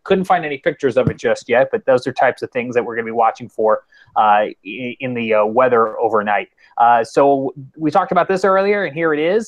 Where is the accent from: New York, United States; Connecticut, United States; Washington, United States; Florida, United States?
New York, United States; moved away; I grew up in New York